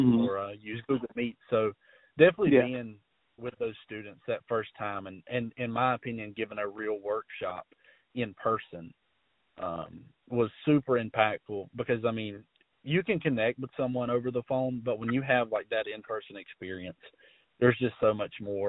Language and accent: English; Bacon County, South Georgia, United States; I'm from South Georgia in a little bitty old town called Bacon County